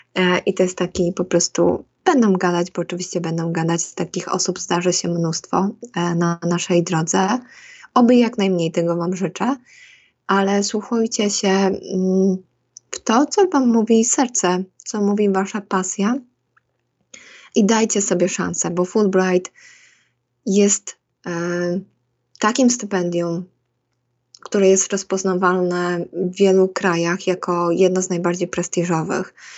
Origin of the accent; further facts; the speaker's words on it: Łosośnica, Poland; moved away as an adult; also born or lived in Bydgoszcz; now in United States; wychowując się takiej małej miejscowości